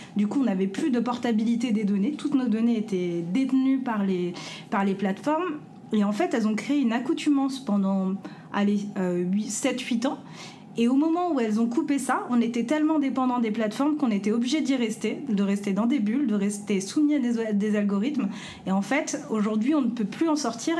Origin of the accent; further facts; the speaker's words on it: France; en tant que, pays français, en tant que Français, en tant que en tant qu'Européen